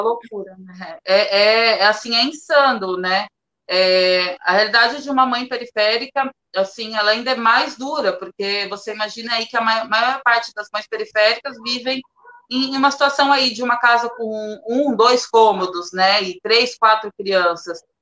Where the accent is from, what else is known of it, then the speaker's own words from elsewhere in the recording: Praia Grande, São Paulo, Brazil; eu sou de Praia Grande, mais especial assim, no fundão de Praia Grande, do Caixara